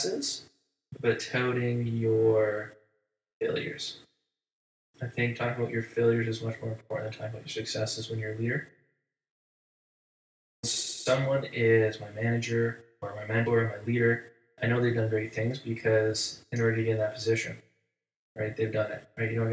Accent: Canada; we're Canadian

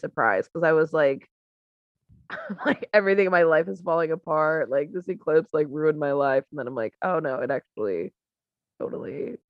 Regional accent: United States; moved away; that's the like beauty of being in Texas and like New Mexico, that you can see everything. It's dark, there's no like stupid sign telling you so

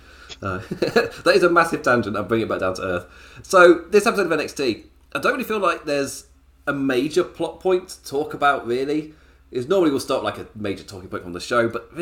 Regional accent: the Midlands of England, United Kingdom; I'm from the Midlands of England.

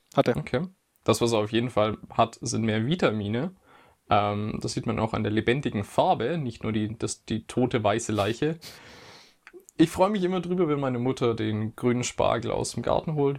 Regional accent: Germany; ich bin auch ein Deutscher

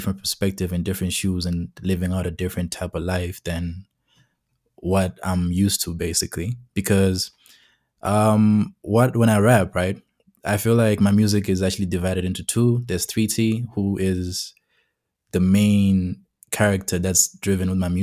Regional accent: Masvingo, Zimbabwe; now in Pretoria, South Africa; I'm from Zimbabwe, from Mashingo to be specific, and basically I am currently in South Africa, in Pretoria.

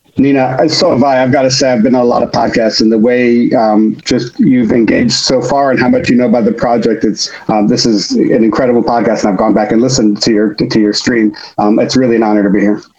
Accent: Chicago, Illinois, United States; now in New York City, United States; I grew up in Chicago

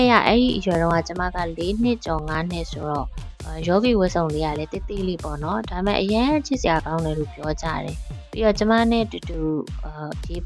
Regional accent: Yangon, Yangon Region, Myanmar; also born or lived in Thonze, Bago Region

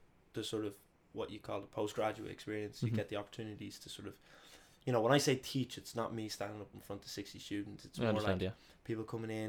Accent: Dublin, Leinster, Ireland; also born or lived in Madrid, Spain; So I was born in Madrid and I stayed there for like a year as a little baby. And then eventually came back to Dublin.

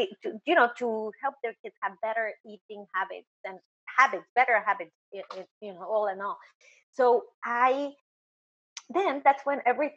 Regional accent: Mexico; moved away as an adult; also born or lived in New York, United States; now in South Florida, United States; I'm from Mexico

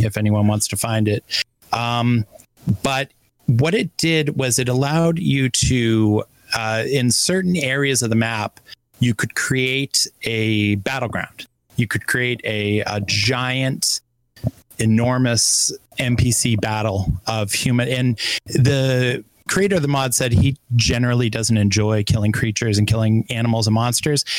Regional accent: Boston, Massachusetts, United States; as the Bostonian here

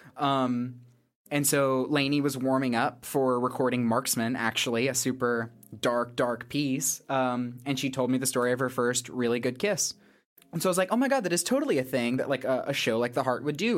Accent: the South, United States; also born or lived in Northern Ireland; being from the South

